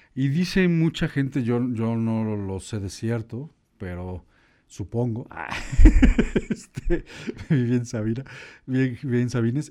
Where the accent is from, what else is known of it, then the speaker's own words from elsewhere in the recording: Chiapas, Mexico; moved away; also born or lived in Puebla; yo vivía en Chiapas